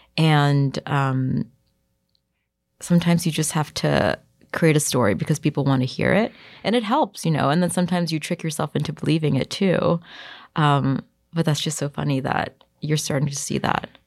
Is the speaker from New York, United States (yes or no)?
yes; New York City, New York, United States; I grew up in Bayside, Queens, which is like a little suburb close to Long Island